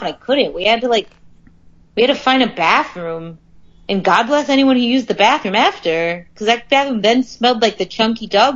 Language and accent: English; Harrisburg, Pennsylvania, United States; as someone from Harrisburg, I don't think you could call it a big city.